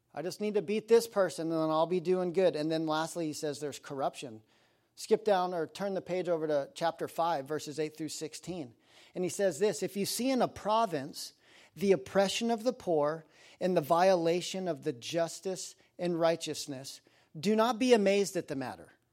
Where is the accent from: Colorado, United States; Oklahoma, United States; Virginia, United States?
Colorado, United States; Aspen; I grew up in Aspen, Colorado